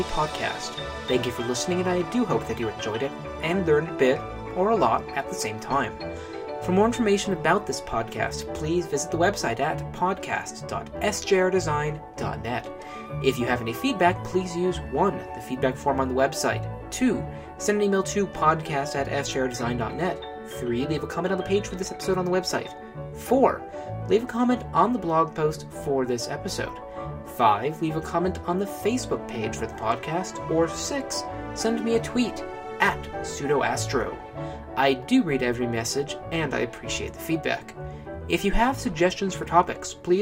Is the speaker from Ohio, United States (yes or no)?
yes; Ohio, United States; I was raised in Ohio